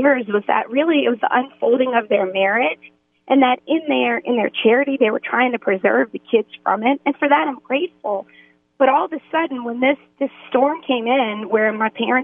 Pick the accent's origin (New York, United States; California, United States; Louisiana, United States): Louisiana, United States; New Orleans; being from New Orleans